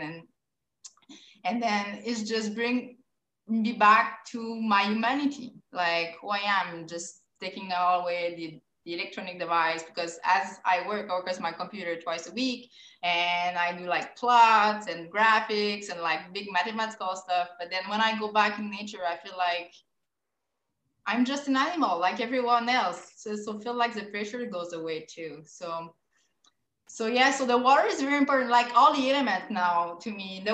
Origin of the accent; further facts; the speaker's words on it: Quebec, Canada; I'm from Quebec